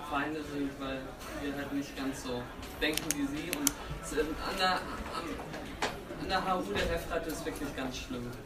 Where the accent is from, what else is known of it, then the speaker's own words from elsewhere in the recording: Regensburg, Bavaria, Germany; ich komme aus Regensburg, Bayern